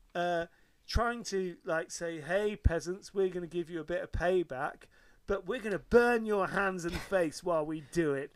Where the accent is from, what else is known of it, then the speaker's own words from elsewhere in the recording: Devon, South West England, United Kingdom; Where I grew up in Devon